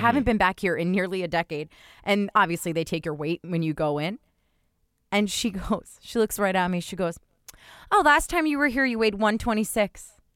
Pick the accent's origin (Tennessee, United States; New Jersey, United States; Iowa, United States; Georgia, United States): New Jersey, United States; I'm from New Jersey